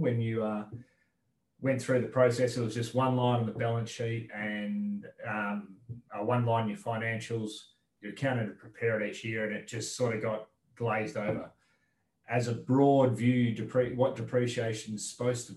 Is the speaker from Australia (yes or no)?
yes; Dumbleyung, Western Australia, Australia; now in Perth, Australia; I grew up on farm in Dumbleyung, which is about 2.5 hours southeast of Perth.